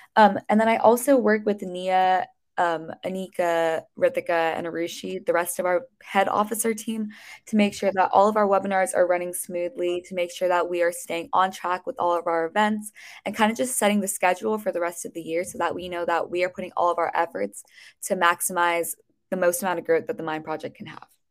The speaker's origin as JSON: {"language": "English", "area": "Bay Area", "region": "California", "country": "United States", "said": "I'm a junior from the Bay Area in California"}